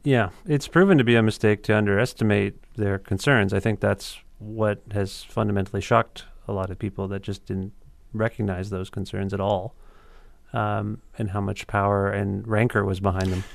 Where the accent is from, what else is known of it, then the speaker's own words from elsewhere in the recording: Canada; as a Canadian